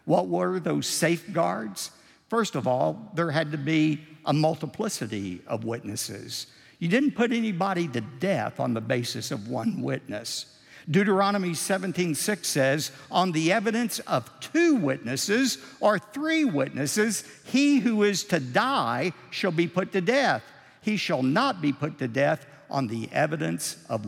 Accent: Texas, United States; we're from Texas. We're known for creative embellishment

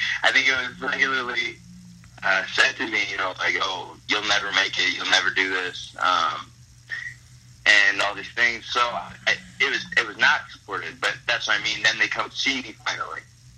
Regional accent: Hazel Park, Michigan, United States; my hometown of Hazel Park, Michigan

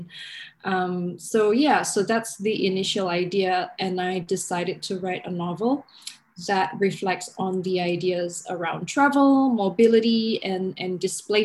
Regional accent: Jakarta, Indonesia; moved away as an adult; also born or lived in New York, United States; now in Sydney, Australia; I was in Jakarta in Indonesia, in my hometown

